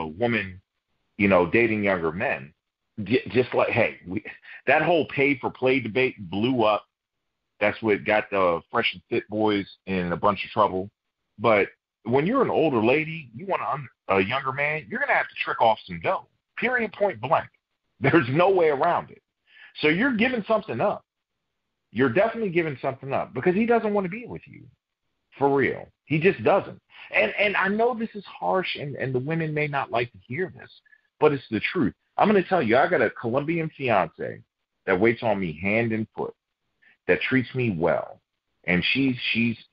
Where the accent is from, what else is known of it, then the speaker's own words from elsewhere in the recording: Baltimore, Maryland, United States; I'm from Baltimore